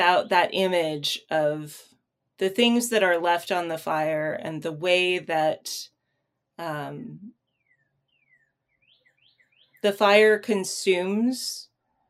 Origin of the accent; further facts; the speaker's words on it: United States; for me as an American